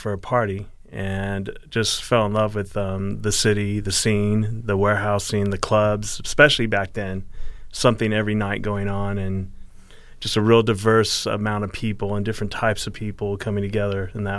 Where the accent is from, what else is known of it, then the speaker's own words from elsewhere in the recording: San Francisco, California, United States; now in Los Angeles, United States; Yeah, I'm born and raised in San Francisco.